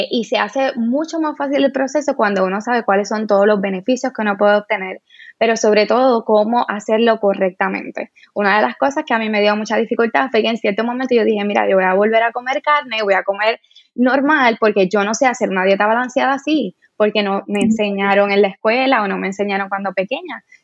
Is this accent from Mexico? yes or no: no; Cabo Rojo, Puerto Rico; bueno, yo soy de Cabo Rojo eh, y en ese momento las redes sociales tampoco eran como son ahora